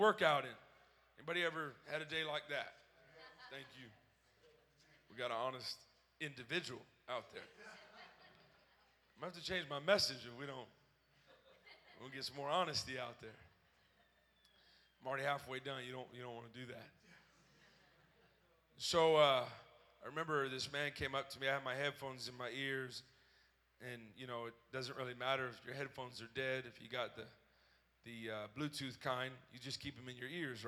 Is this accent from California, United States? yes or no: yes; Los Angeles, California, United States; I'm from Los Angeles